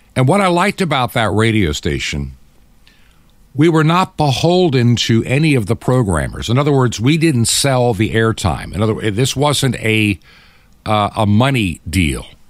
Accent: United States; being an American

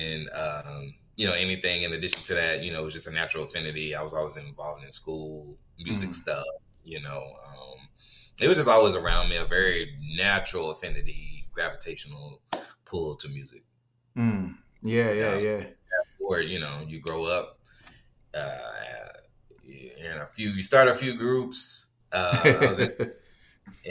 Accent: Raleigh, North Carolina, United States; moved away as an adult; also born or lived in Charlotte, North Carolina / Los Angeles, California; now in Houston, United States; I was born and raised in Raleigh.

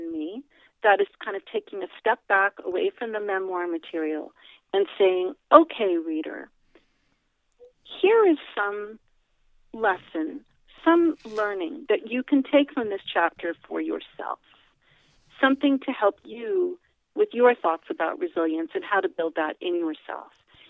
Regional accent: Fairfield, New Jersey, United States; also born or lived in Oyster Bay; So I was born in Oyster Bay, Long Island. Then we moved to Berkeley Heights, New Jersey, then East Orange, New Jersey, then Glen Ridge, New Jersey, then back to Oyster Bay, Long Island, and then finally in Fairfield, New Jersey.

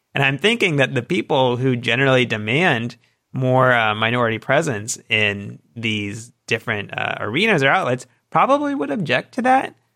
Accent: outside of Atlanta, Georgia, United States; I grew up outside of Atlanta and Georgia growing up

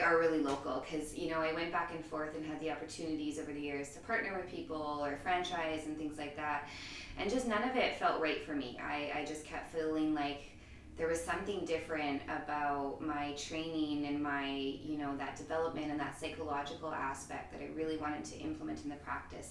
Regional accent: Edmonton, Alberta, Canada; also born or lived in Toronto; born and raised in Edmonton.

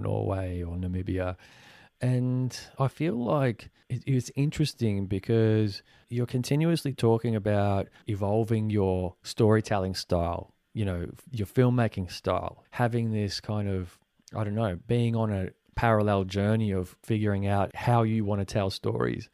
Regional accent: Australia; also born or lived in Venezuela; being born in Venezuela and coming here when I was four, I never fully felt one hundred percent Venezuelan 'cause I grew up here in Australia

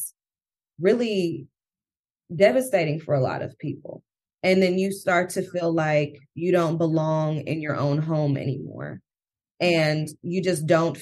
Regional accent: Oakland, California, United States; now in Emeryville, United States; I grew up in Oakland.

